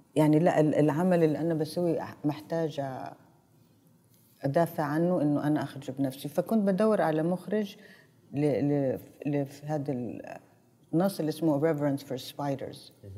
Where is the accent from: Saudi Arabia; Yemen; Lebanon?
Saudi Arabia; انا عربيه انا سعوديه